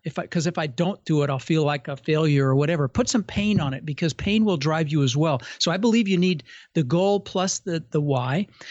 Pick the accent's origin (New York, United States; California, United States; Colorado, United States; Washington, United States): Colorado, United States; Denver; moved away as an adult; also born or lived in Netherlands; now in Florida, United States; I immigrated when I was six from Holland, and ended up in Denver